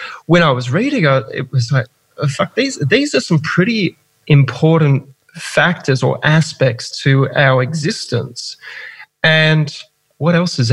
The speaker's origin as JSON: {"language": "English", "town": "Gold Coast", "region": "Queensland", "country": "Australia", "tie": "born or raised there", "also_born_or_lived": "Melbourne", "said": "I was born in Melbourne, raised on the Gold Coast"}